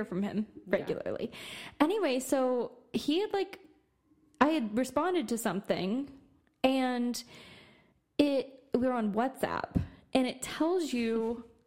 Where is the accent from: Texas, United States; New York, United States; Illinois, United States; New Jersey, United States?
Texas, United States; Austin; I'm from Austin